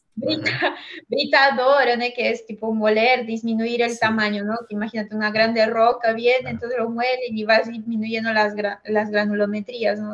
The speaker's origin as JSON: {"language": "Spanish", "town": "Huancayo", "region": "Junín", "country": "Peru", "moved": "as an adult", "lives_now": "Brazil", "said": "yo soy de Huancayo"}